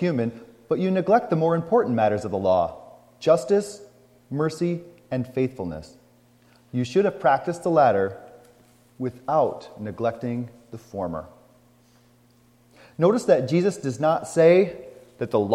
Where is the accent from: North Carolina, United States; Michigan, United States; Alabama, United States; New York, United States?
Michigan, United States; McBain; also born or lived in Bad Axe, Michigan; Growing up in McBain, I never saw that.